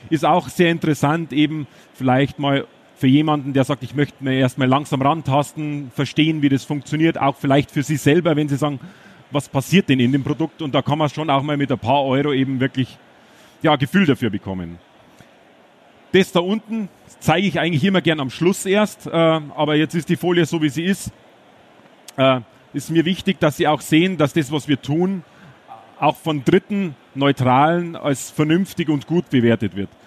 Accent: Bavaria, Germany; Ich bin ein Bayer. Äh, Versuche aber einigermaßen so zu sprechen, dass Sie es auch verstehen hier in Dortmund.

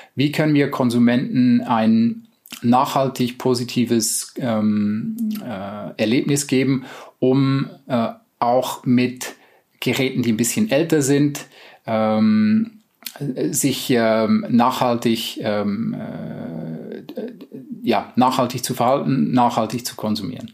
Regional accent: Switzerland; also born or lived in United States; now in Germany; Ich bin selber Schweizer

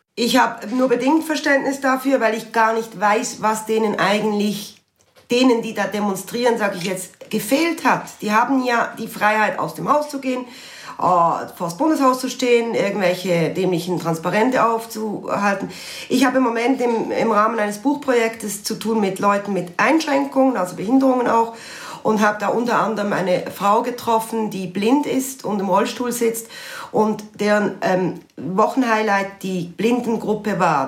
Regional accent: Basel, Basel-Stadt, Switzerland; bin selber Baslerin

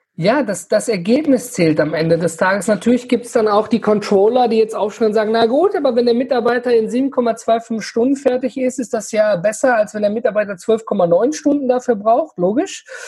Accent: Ruhr area and Rhineland, North Rhine-Westphalia, Germany; wir kommen hier aus, äh, aus dem Ruhrgebiet und Rheinland drumherum

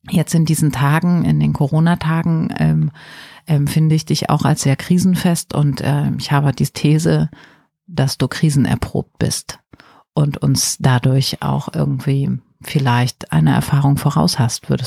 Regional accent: Germany; Für mich als Deutsche äh, in den 70er Jahren geboren, irgendwie völlig unverständlich

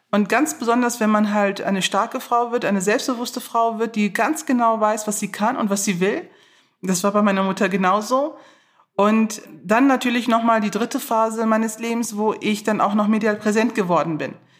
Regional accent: Neuss, North Rhine-Westphalia, Germany; ich bin in Neuss geboren, ich bin in Neuss aufgewachsen

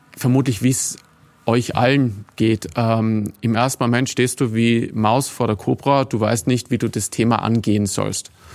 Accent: Tyrol, Austria; moved away; also born or lived in Vienna; ich bin in Tirol aufgewachsen

